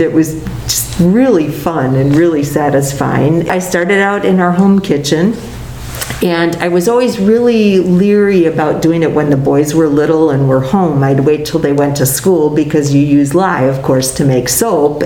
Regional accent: Appleton, Wisconsin, United States; I grew up in Appleton, so being on grandma's farm was real different than being in the city.

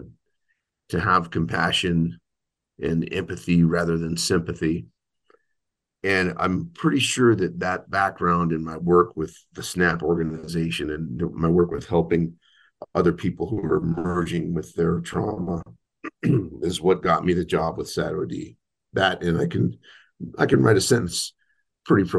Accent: Albuquerque, New Mexico, United States; I was raised in Albuquerque, New Mexico, in a parish called Our Lady of Fatima Parish.

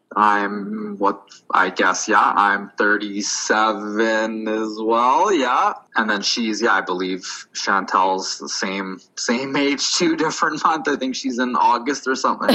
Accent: Winnipeg, Manitoba, Canada; we grew up in Winnipeg

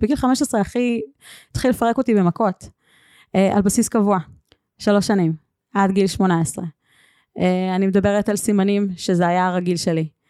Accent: Northern Israel, Israel; moved away as an adult; גרתי בצפון 18 שנה

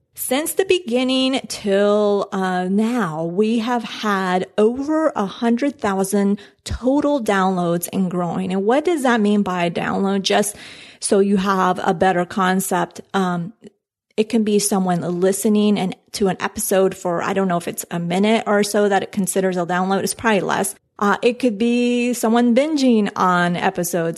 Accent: Colombia; moved away; I'm from Colombia

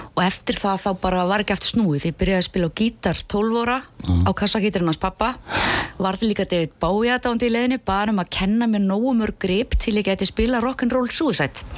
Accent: Keflavík, Southern Peninsula, Iceland; also born or lived in Hafnarfjörður; ég er uppalinn í Keflavík

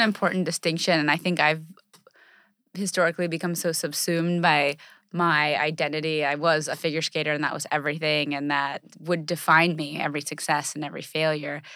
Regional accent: United States; our culture and in American society, we're, we're very, uh, brash and we're very independent

